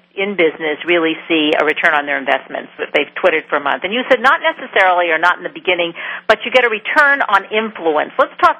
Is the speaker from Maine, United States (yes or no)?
yes; Maine, United States; I was born in Maine